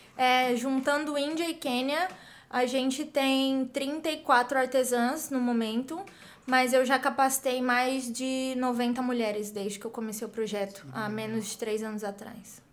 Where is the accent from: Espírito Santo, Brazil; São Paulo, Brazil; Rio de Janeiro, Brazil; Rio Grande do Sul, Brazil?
São Paulo, Brazil; interior of; moved away as an adult; also born or lived in United States; eu sou brasileira, sou do interior de São Paulo